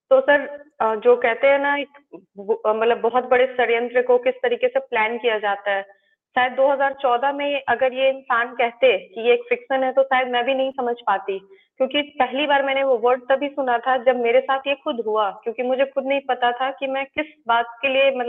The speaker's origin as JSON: {"language": "Hindi", "town": "Ranchi", "region": "Jharkhand", "country": "India", "said": "क्योंकि मैं रांची की रहने वाली हूँ और उसका जो घर था वो भी रांची में ही था"}